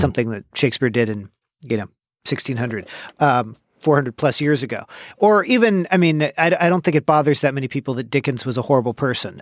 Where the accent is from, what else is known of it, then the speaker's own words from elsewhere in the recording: Bay Area, California, United States; growing up in the Bay Area